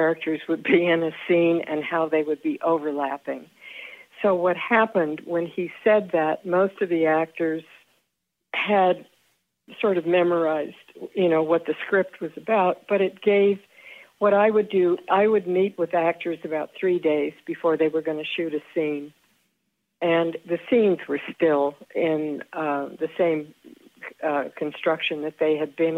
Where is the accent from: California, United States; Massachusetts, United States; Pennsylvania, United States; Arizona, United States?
California, United States; Southern; I grew up in Southern California in the 40s